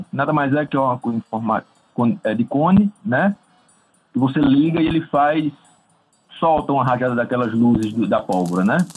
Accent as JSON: {"language": "Portuguese", "region": "interior of Rio Grande do Norte", "country": "Brazil", "tie": "born or raised there", "also_born_or_lived": "Paraíba", "moved": "yes", "said": "Eu sou do, eu sou do interior da Paraíba e fui criar. A minha infância quase toda foi no interior do Rio Grande do Norte."}